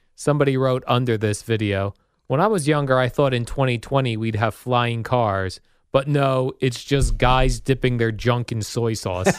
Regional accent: Jersey City, New Jersey, United States; I was born in Jersey City, so we're both, uh, city guys

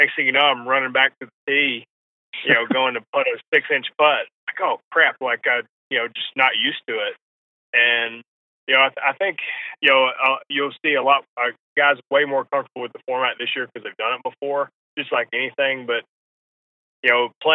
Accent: New England, United States; I was born in New England

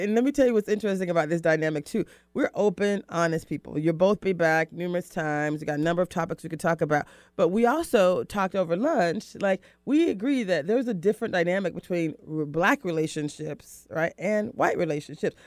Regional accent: the South, United States; I'm from, I'm from the South

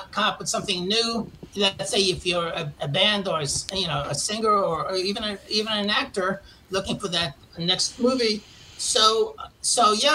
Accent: New York City, New York, United States; moved away as an adult; if you can't tell from my accent, I'm from originally from Queens, New York

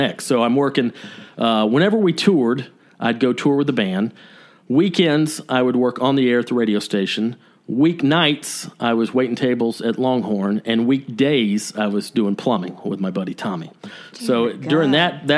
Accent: Canton, Georgia, United States; moved away; also born or lived in Athens, Georgia; I moved back home to my hometown of Canton, Georgia.

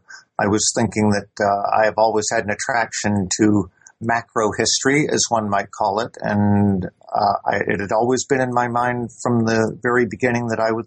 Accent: United States; now in Edinburgh, United Kingdom; I am an American national, though I have been living here in Britain since the late 1970s, and I've been teaching here at the University of Edinburgh since 1983 in international law.

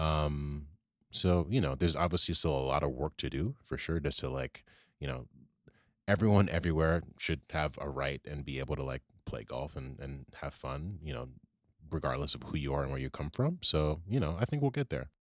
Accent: Richmond, Virginia, United States; now in New York City, United States; I grew up in Virginia, actually, in Richmond

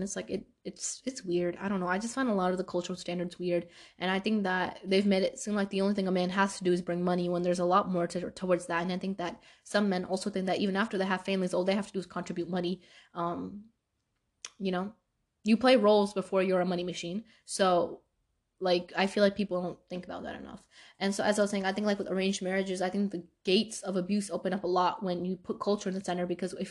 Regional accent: Pakistan; I'm Pakistani.

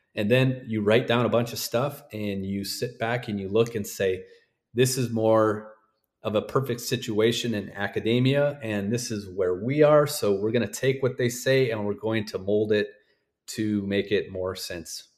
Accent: North Dakota, United States; I'm from North Dakota

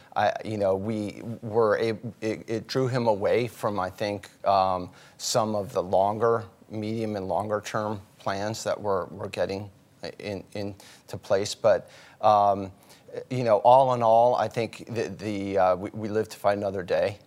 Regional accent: outside Baltimore, Maryland, United States; we grew up outside Baltimore

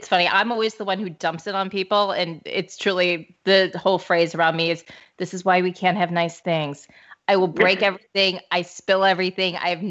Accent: St. Louis, Missouri, United States; I have many people who told me to tell you hello because I'm from St. Louis.

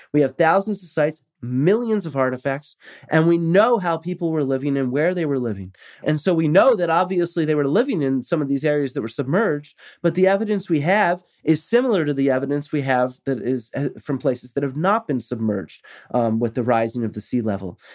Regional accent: United States; I'm American

